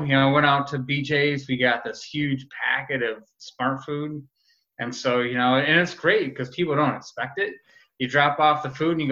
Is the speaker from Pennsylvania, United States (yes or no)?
no; Rochester, New York, United States; a guy who grew up in Rochester. So I'm born and raised on Genesee